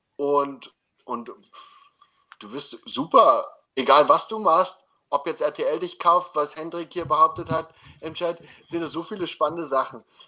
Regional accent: Germany; now in Austria; als gebürtiger Deutscher

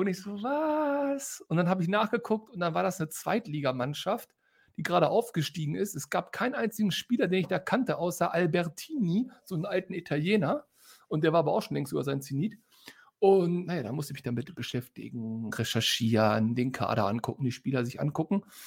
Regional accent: Hanover, Lower Saxony, Germany; moved away as an adult; now in Detmold, Germany; meine Heimatstadt

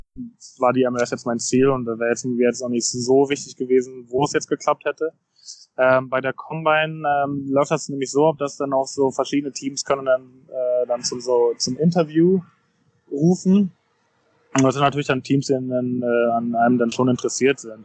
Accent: Berlin, Germany; moved away as an adult; also born or lived in United States; now in Cincinnati, United States; Berlin ist auch meine Heimat, ähm, mein, mein Kindheitsverein.

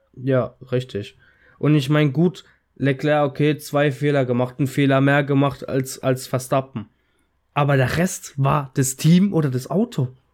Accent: Italy; als Italiener

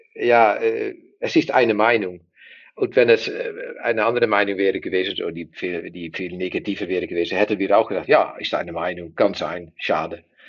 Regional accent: Netherlands; German is a second language; wir sind Niederländer

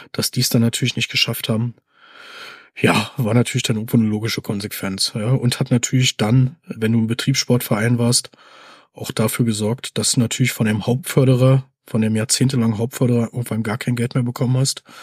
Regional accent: Brandenburg an der Havel, Brandenburg, Germany; wenn ich mit meinen Eltern irgendwo in Urlaub gefahren bin, mit anderen Kindern, wo kommst du denn her aus Brandenburg? Ah ja, Stahl.

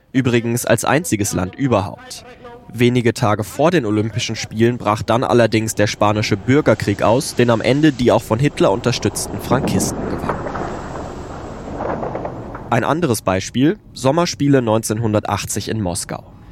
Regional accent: Germany

